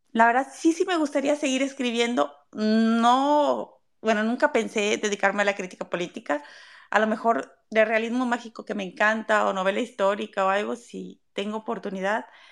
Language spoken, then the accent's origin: Spanish; Mexico; yo soy mexicana y es lo que conozco